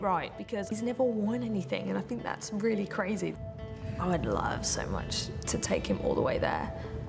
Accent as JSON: {"language": "English", "region": "England", "country": "United Kingdom", "said": "because I'm English."}